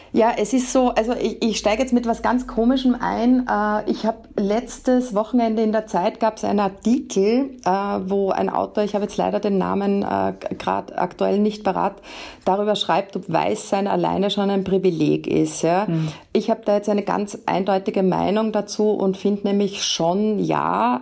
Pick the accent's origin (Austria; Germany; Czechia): Austria; bei uns in Österreich